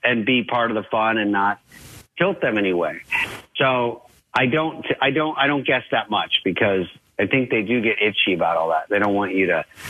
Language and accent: English; Arizona, United States; I was a skateboarder from Arizona